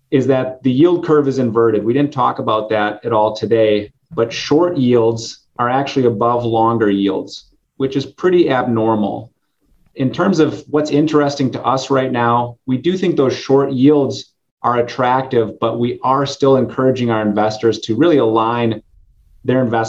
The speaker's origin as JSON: {"language": "English", "town": "Green Bay", "region": "Wisconsin", "country": "United States", "tie": "born or raised there", "said": "I grew up in the Green Bay area on a dairy farm"}